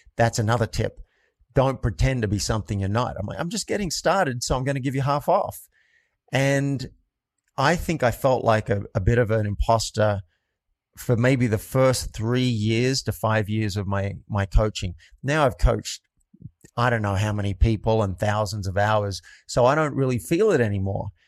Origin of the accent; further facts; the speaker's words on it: New South Wales, Australia; moved away as an adult; also born or lived in New York; I grew up in a country town in Australia, and about two hours north of Sydney